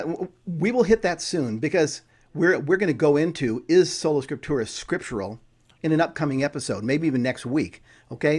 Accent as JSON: {"language": "English", "region": "California", "country": "United States", "tie": "born or raised there", "said": "I grew up in California. So I grew up with earthquakes"}